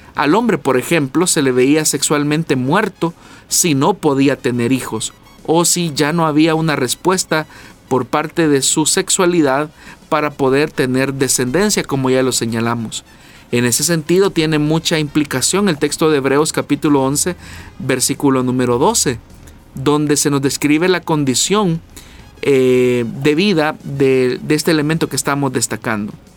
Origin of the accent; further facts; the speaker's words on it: El Salvador; nosotros como salvadoreños